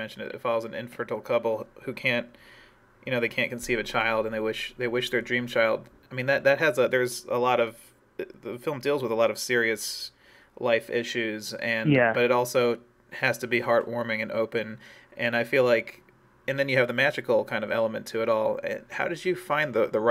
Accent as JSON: {"language": "English", "region": "East Coast", "country": "United States", "moved": "yes", "said": "I'm from the East Coast"}